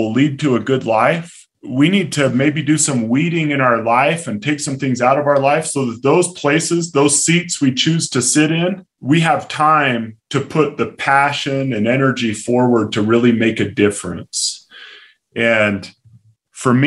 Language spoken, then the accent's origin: English; Palmdale, California, United States; my hometown of Palmdale, California